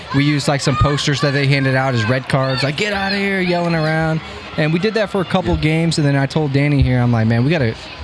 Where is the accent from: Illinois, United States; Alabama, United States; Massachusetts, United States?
Illinois, United States; Illinois side of Metro St. Louis, United States; we grew up on the Illinois side, but in this area